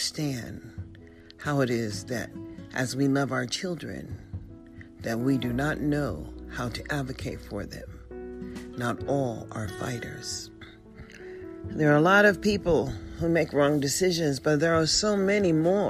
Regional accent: United States

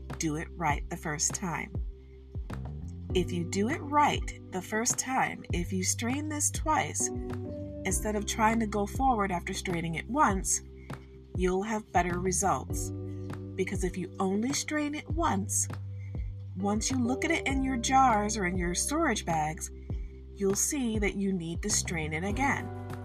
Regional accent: Michigan, United States; I'm from Michigan, and I'm going to say it how I say it. And that's how it is. It's a regional thing

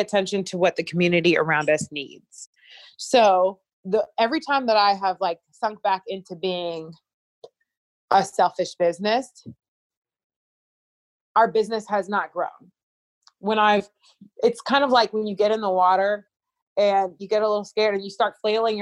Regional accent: Liberia; moved away; also born or lived in United States; someone who's from Liberia

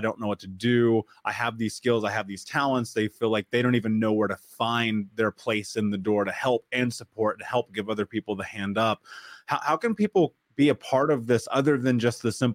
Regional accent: Midwest, United States; I grew up in the Midwest

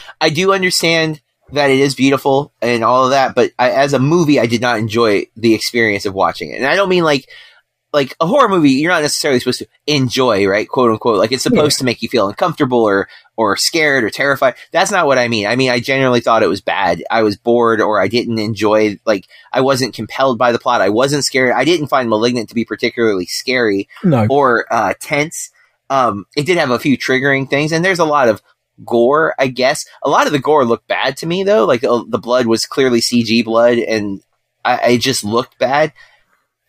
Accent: United States; I'm from the States

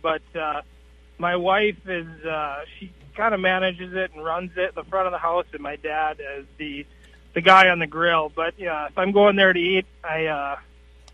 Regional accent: Cottage Grove, Minnesota, United States; now in Emily, United States; Originally, I was born and raised in Cottage Grove. Now I'm in Emily, Minnesota.

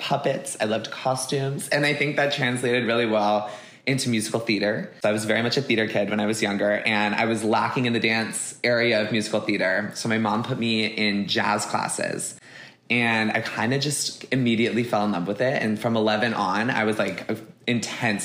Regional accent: Huntington Beach, California, United States; now in Los Angeles, United States; I grew up in Huntington Beach, California

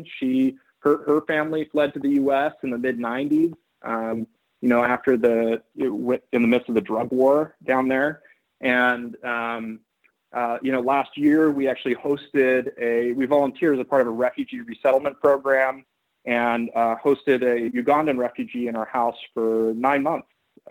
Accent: Oakland, California, United States; And so I ended up being born in California and growing up in Oakland, but in a household that was very atypical among my friends.

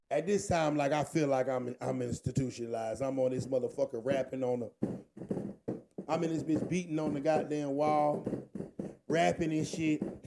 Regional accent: Virginia, United States; I'm from Virginia.

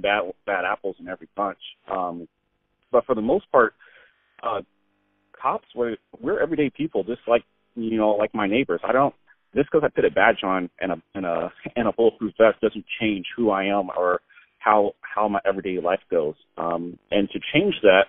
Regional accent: San Diego, California, United States; I grew up in San Diego.

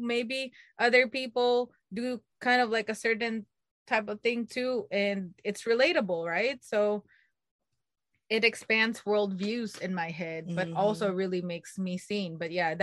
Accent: Philippines; moved away; growing up, I grew up in the Philippines

